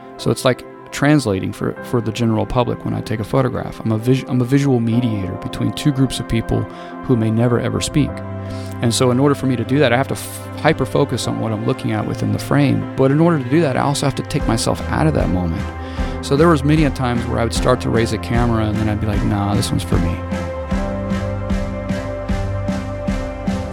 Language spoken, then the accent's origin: English; Corpus Christi, Texas, United States; now in Dallas, United States; I grew up in Corpus Christi